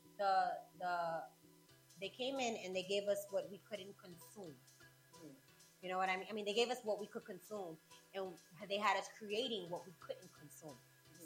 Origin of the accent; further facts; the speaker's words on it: New York, United States; I'm first generation mm-hmm. born here.